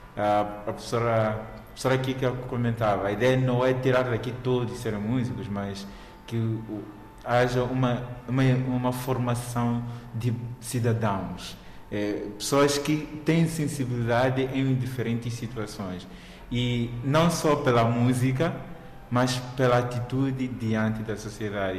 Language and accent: Portuguese; Mozambique; como moçambicano